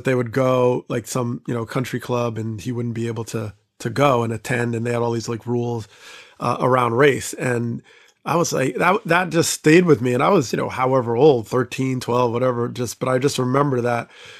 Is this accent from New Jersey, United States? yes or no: yes; New Jersey, United States; born or raised there